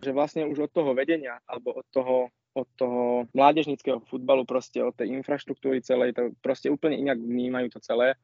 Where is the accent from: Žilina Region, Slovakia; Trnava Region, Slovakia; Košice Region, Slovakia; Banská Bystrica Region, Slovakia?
Trnava Region, Slovakia; Zlaté Klasy; som došiel akože domov do zlatých klasov